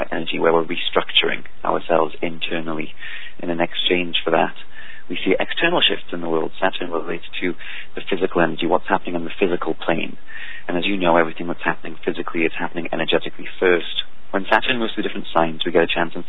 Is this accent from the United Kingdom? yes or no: yes; England, United Kingdom; now in United States; I'm from England